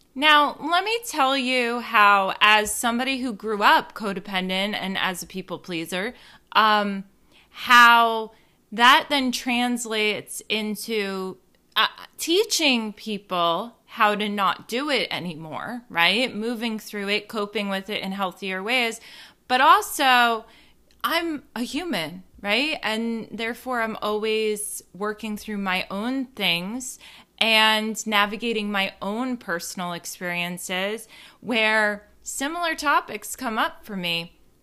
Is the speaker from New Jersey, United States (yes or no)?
yes; New Jersey, United States; born or raised there